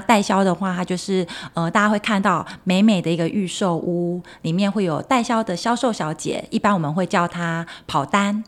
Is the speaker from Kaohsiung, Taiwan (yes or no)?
yes; Kaohsiung, Taiwan; now in Taipei, Taiwan; 因为我是高雄人